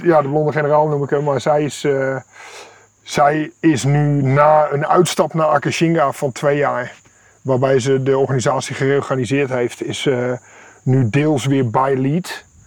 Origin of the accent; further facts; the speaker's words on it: Netherlands; moved away as an adult; now in Kenya; wij als Nederlanders